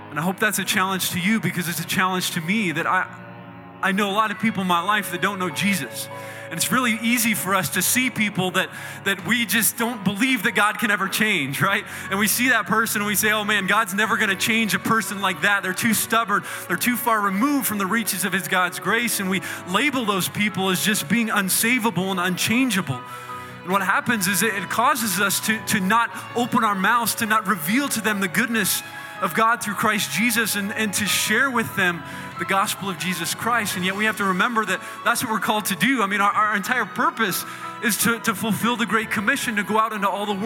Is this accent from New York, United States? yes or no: no; Indiana, United States; I grew up in the Midwest in Indiana.